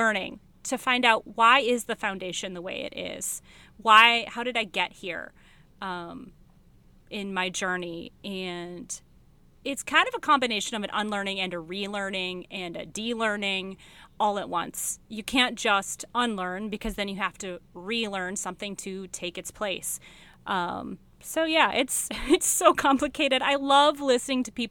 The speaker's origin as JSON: {"language": "English", "region": "Michigan", "country": "United States", "moved": "as an adult", "said": "I'm from Michigan"}